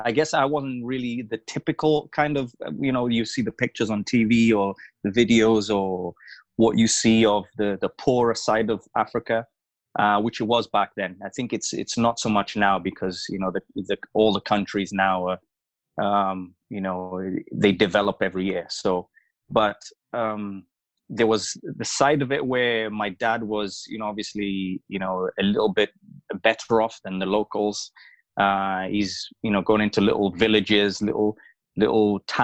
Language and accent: English; Wales, United Kingdom; also born or lived in Mufulira, Zambia / Malawi; I'm from here, I grew up in Wales, but I was born in Zambia